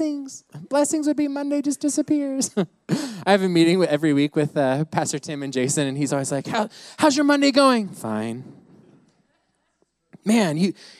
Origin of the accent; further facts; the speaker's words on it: United States; I grew up in the States